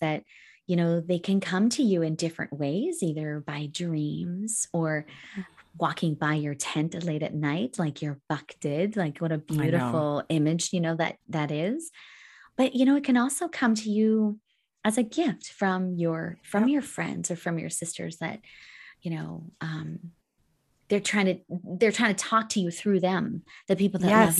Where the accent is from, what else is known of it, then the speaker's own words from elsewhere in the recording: Alberta, Canada; I grew up in Northern Alberta, where we had lots of bears.